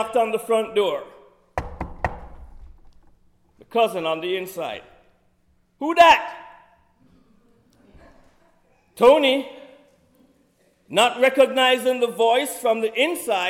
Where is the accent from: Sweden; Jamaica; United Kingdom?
Jamaica; Kingston; moved away; I'm from the city of Kingston, which has a population of 1.6 million people